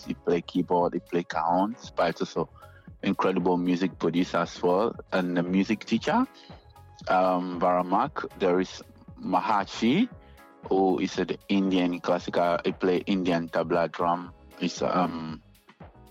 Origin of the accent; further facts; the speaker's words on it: Accra, Greater Accra, Ghana; English is a second language; moved away as an adult; now in Sydney, Australia; Jamestown is the place that I grew up in Ghana.